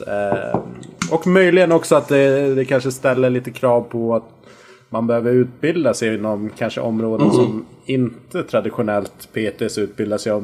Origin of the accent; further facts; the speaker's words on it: Visby, Gotland, Sweden; Jag är uppväxt på Gotland